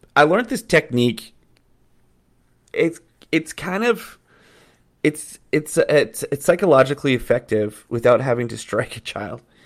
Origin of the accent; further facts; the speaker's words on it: Calgary, Alberta, Canada; also born or lived in Edmonton; I grew up in Calgary, love the Flames. I'm an Alberta boy